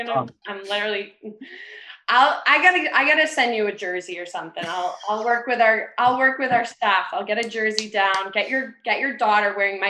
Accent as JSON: {"language": "English", "town": "Acton", "region": "Massachusetts", "country": "United States", "also_born_or_lived": "Dedham / Somerville", "said": "I'm from Acton. So I'm actually outside Boston, but I went to Nobles in Dedham. And right now I'm in Somerville."}